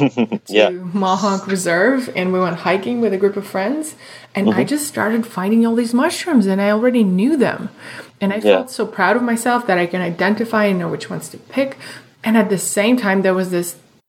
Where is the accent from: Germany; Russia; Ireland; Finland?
Russia; Moscow; moved away; I grew up in Moscow in Russia